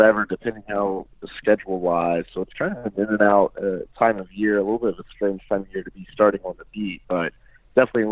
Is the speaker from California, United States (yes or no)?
no; Amarillo, Texas, United States; moved away as an adult; also born or lived in Oklahoma / Chicago; now in Michigan, United States; I was born and raised in Amarillo, Texas.